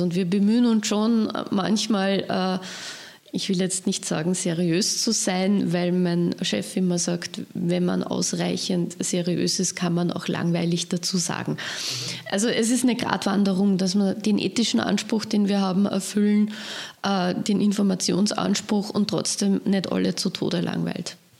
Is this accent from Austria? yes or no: yes; Leonding, Upper Austria, Austria; meine Heimatgemeinde Leonding